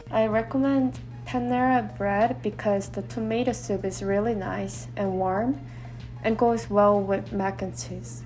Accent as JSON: {"language": "English", "country": "South Korea", "second_language": "English", "moved": "as an adult", "lives_now": "Utah, United States"}